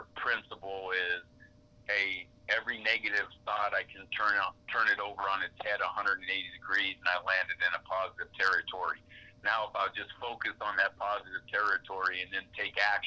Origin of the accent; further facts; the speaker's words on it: New York, United States; growing up in New York with my father as a Yankee